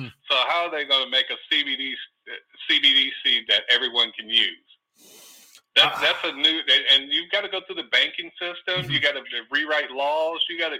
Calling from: Oakland, California, United States; from Oakland. How you doing, brother?

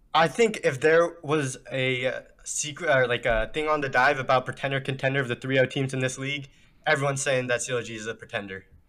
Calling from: Clifton, Virginia, United States; I'm calling from Clifton, Virginia.

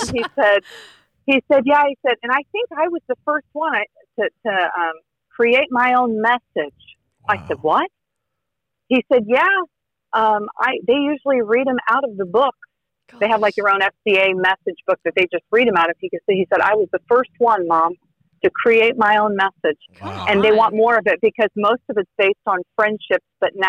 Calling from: Indiana, United States; I am Northern Indiana.

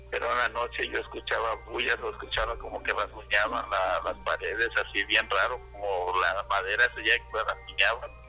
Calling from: Seattle, Washington, United States; De Seattle, del estado de Washington.

